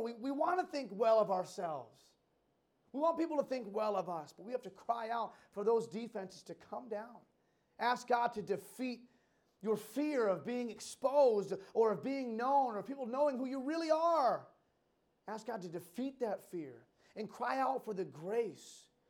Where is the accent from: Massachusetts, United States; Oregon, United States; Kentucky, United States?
Massachusetts, United States; Western; Growing up in Western Mass, there's a, an amusement park, Six Flags New England